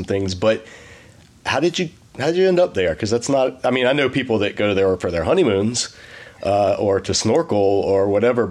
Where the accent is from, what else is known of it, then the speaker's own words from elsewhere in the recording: the South, United States; also born or lived in New England; being a Southerner